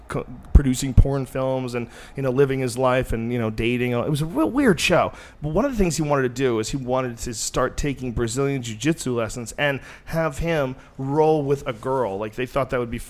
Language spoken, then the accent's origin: English; Boston, Massachusetts, United States; moved away; also born or lived in New Jersey; I was born in New Jersey, and I grew up mostly in Boston